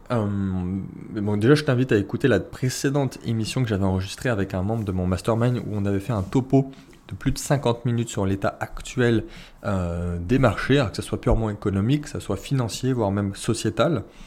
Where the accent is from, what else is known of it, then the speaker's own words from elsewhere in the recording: France; nous on est français, on est européen